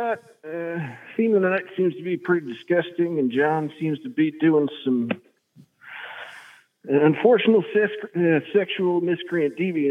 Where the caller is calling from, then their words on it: Bryn Mawr, Pennsylvania, United States; calling from Bryn Mawr, that's out of Philadelphia.